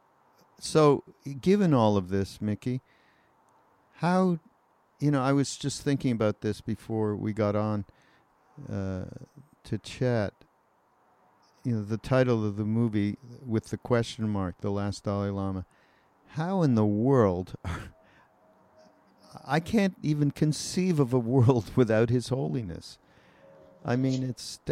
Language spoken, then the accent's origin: English; Canada; I'm from Canada.